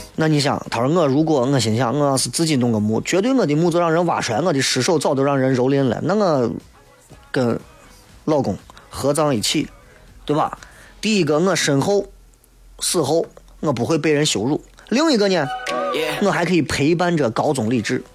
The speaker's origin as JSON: {"language": "Chinese", "town": "Xi'an", "region": "Shaanxi", "country": "China", "accent": "Xi'an dialect", "said": "因为这个节目主要是用西安话啊，并不代表我这个人不会说普通话，对吧？我普通话我也是一级甲等，"}